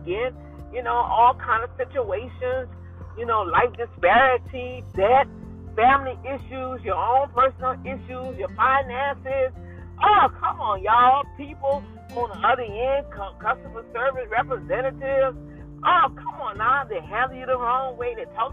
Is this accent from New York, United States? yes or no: no; New Orleans, Louisiana, United States; moved away; my hometown city, New Orleans, Louisiana